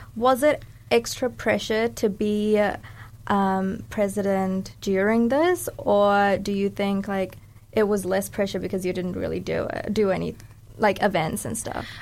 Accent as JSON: {"language": "English", "town": "Dunedin", "region": "Otago", "country": "New Zealand", "tie": "born or raised there", "also_born_or_lived": "Sri Lanka", "said": "I'm a Sri Lankan Kiwi. So, I was born in Sri Lanka and I came here at the age of eight. So, I've been raised here and consider New Zealand my home."}